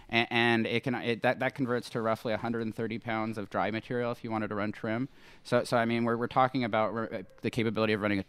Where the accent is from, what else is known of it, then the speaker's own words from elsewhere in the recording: Los Angeles, California, United States; moved away as an adult; now in Lake County, United States; I'm from Sherman Oaks